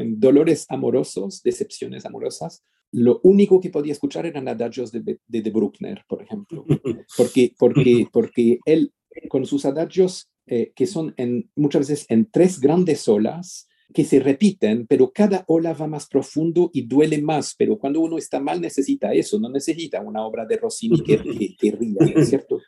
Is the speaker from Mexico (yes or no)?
no; Switzerland; yo nací en Suiza